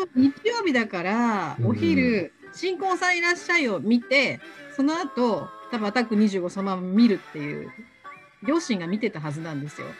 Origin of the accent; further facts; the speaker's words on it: Osaka, Japan; 関西圏に住んでるというか大阪生まれなんで